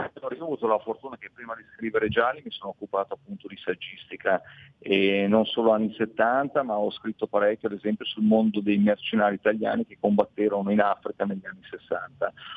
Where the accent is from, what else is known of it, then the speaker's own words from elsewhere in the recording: Milan, Lombardy, Italy; abitando a Milano, essendo di Milano